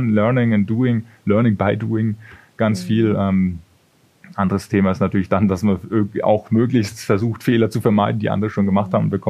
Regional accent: Bavaria, Germany; da hatten wir Konzerte bei uns in der Heimat, das ist aus der Gegend Würzburg, wo ich herkomme.

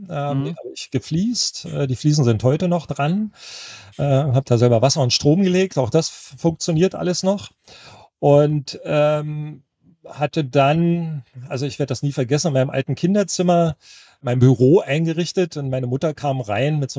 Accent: Berlin, Germany; meine Heimatstadt als Ganzes einmal kennenzulernen, was ich ja nur von Geschichten konnte. Ne? Also na klar war man als Westberliner auch immer und wieder mal im Osten drüben

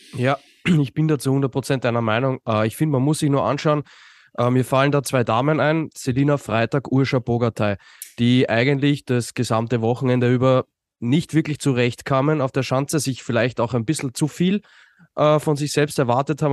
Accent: Austria; als Österreicher

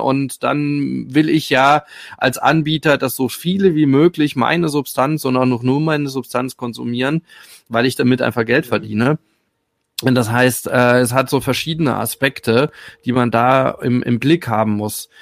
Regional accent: Rhineland-Palatinate, Germany; ich komme aus der Pfalz

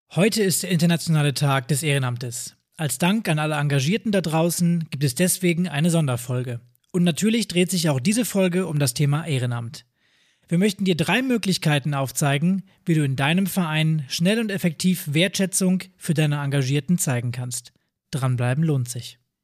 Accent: Northern Germany, Germany; bei uns im Norden

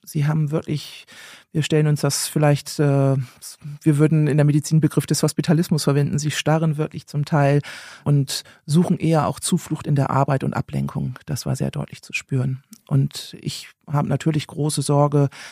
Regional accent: Germany; als Deutscher

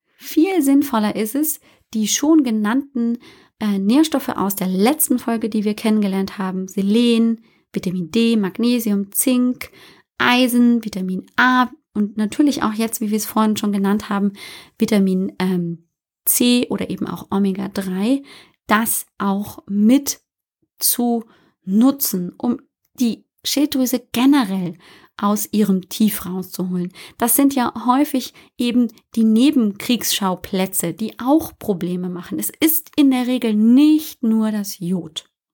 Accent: Bavaria, Germany; Ich komme ja aus Bayern, hört man manchmal aber nicht so deutlich

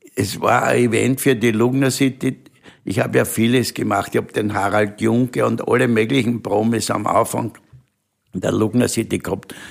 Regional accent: Vienna, Austria; bin ein Wiener und ich bin stolz drauf

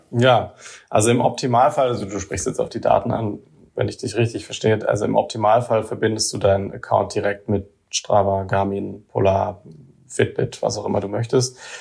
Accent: near Heidelberg, Baden-Württemberg, Germany; moved away; also born or lived in Karlsruhe; ich bin selber auch kein Saarländer. Ich bin jetzt, äh, ich komme aus der Nähe von Heidelberg ursprünglich

